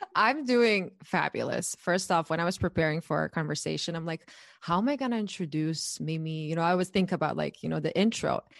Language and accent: English; Croatia; moved away as an adult; now in United States; I'm born and raised in Croatia, and I moved to the U S eight years ago